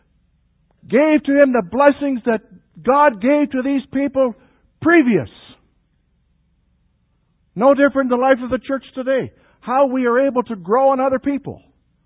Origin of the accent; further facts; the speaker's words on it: Canada; the areas that I grew up in Canada